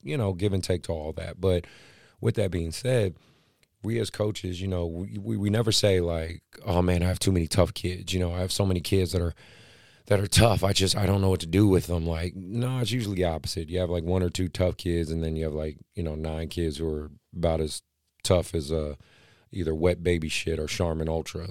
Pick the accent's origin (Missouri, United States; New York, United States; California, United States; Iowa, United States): California, United States; Oakland; now in Sacramento, United States; Oakland, my hometown